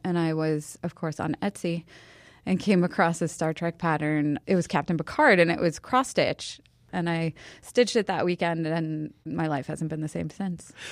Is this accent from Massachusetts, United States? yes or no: yes; Boston, Massachusetts, United States; moved away as an adult; now in Chicago, United States; I'm from Boston